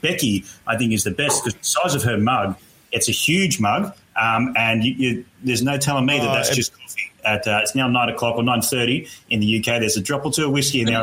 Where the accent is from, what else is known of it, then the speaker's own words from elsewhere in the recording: Australia; I say Proust because I'm Australian